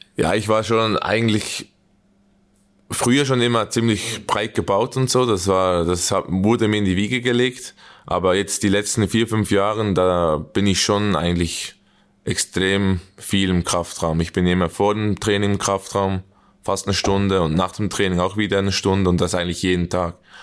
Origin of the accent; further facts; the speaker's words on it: Switzerland; accent: Swiss German; moved away as an adult; now in Gelsenkirchen, Germany; wir reden ab und zu zusammen Schweizerdeutsch